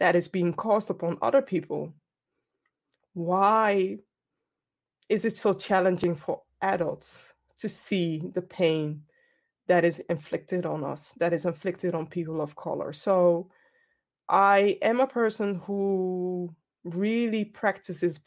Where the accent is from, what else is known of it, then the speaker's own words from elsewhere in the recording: Ghana; I'm Ghanaian